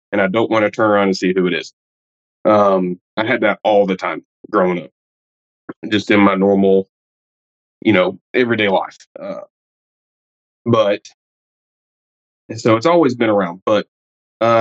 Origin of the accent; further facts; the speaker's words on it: Alabama, United States; I'm from Alabama in the United States